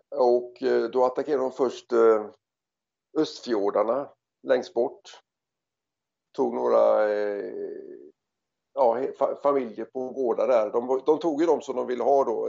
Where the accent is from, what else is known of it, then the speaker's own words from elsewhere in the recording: Gothenburg, Västra Götaland, Sweden; moved away as an adult; also born or lived in South Africa / Australia; jag kommer ursprungligen från eh, Göteborg